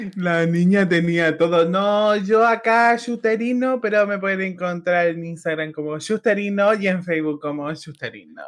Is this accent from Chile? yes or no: yes; Arica y Parinacota, Chile; yo realmente no sé si soy chilena